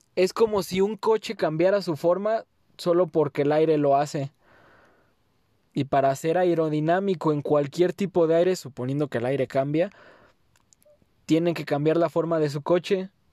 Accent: Mexico; first language Spanish; esta mi tierra

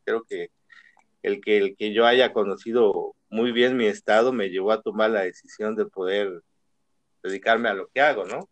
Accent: Chiapas, Mexico; born or raised there; moved away as an adult; now in Guadalajara, Mexico

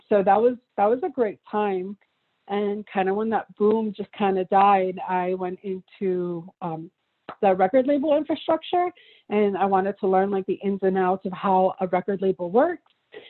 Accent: Miami, Florida, United States; also born or lived in Peru / New York; originally I was born in Peru. then I was raised in Florida, in Miami.

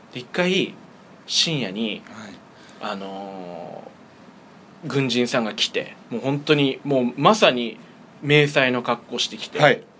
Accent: Fussa, Tokyo, Japan; フッサ出身

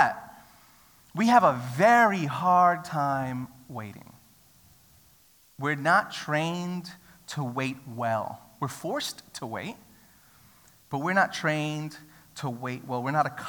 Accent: New York City, New York, United States; now in Australia; I grew up in New York City

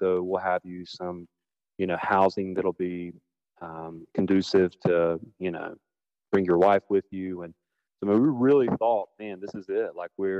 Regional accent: Blue Ridge, South Carolina, United States; Blue Ridge is an interesting area in the fact that, like, we don't have a zip code.

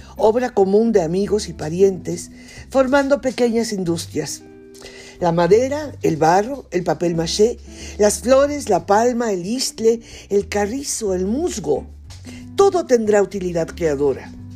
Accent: Mexico; las tradiciones de nuestro país

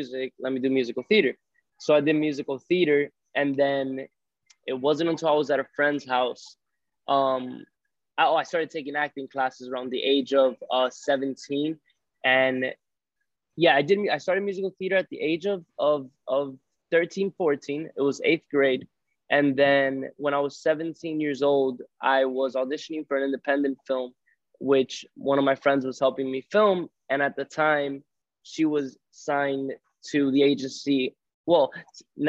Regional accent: Miami, Florida, United States; I was a first generation born in Miami and my parents are Cuban

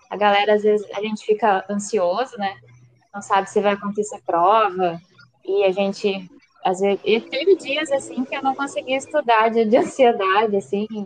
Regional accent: São Paulo, Brazil; now in Porto Alegre, Brazil; eu estou falando de Porto Alegre, mas eu sou do interior de São Paulo, então se sair um porta, porteira, portão, misturado com barra, não liga, tá?

